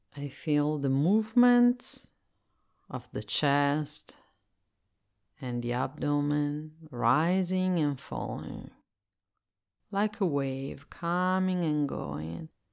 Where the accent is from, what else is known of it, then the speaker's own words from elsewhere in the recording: Italy; English is a second language; I am Italian and I live in Italy, so I speak English as a second language.